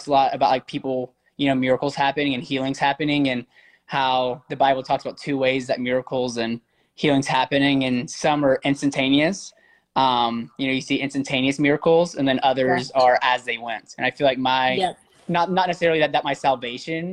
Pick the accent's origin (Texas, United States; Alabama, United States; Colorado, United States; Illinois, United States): Alabama, United States; I grew up in Alabama